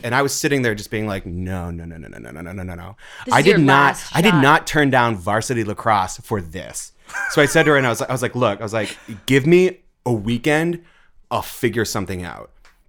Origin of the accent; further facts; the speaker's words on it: Andover, Massachusetts, United States; Oh, Andover High School in Andover, Massachusetts.